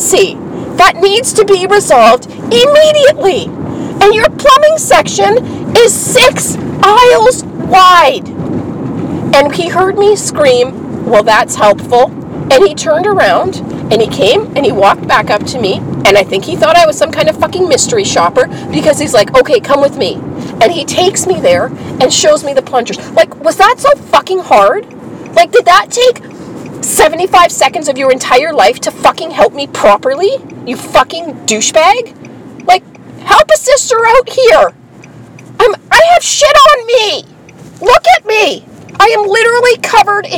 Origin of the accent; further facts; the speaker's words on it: Canada; now in Winnipeg, Canada; I'm Canadian